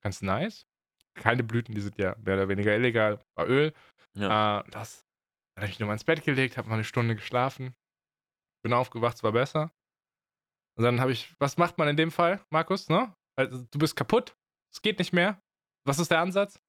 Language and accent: German; Germany; als Deutscher